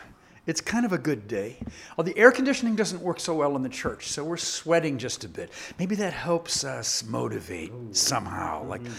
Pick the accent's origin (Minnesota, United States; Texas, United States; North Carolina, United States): Minnesota, United States; I am also from Minnesota.